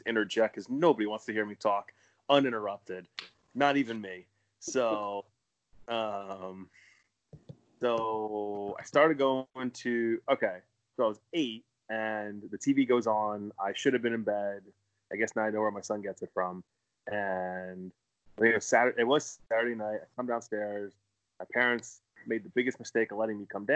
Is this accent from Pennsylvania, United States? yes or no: yes; Philadelphia, Pennsylvania, United States; growing up in Philly